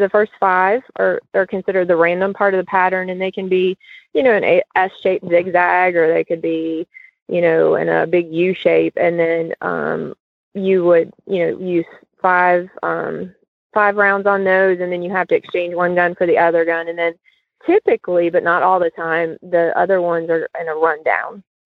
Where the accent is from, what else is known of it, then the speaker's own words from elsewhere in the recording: Cincinnati, Ohio, United States; I grew up in Cincinnati